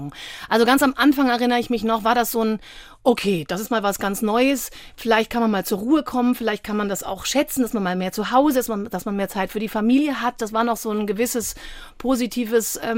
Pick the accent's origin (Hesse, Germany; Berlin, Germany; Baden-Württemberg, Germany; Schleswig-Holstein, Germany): Baden-Württemberg, Germany; Freiburg; Ich komme ja ursprünglich aus Freiburg.